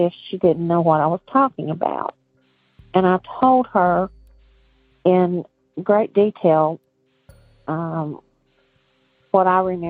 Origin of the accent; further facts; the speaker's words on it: Virginia, United States; now in North Carolina, United States; I live in North Carolina, but I grew up in Virginia.